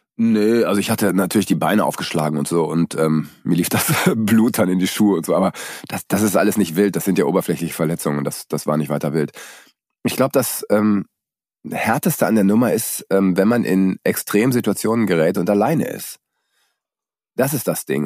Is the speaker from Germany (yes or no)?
yes; Germany; da bin ich wenigstens in meinem Heimatland